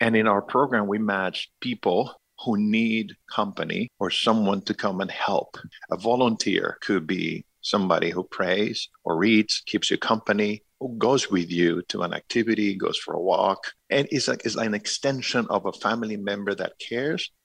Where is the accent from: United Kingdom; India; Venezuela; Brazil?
Venezuela; moved away; also born or lived in New York; I'm an immigrant. I was born in Venezuela.